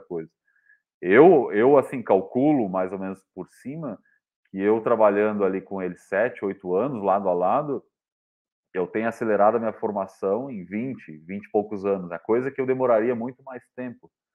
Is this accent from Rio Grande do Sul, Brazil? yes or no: yes; São Lourenço do Sul, Rio Grande do Sul, Brazil; now in Santa Catarina, Brazil; da minha cidade natal, que chamava, chama São Lourenço do Sul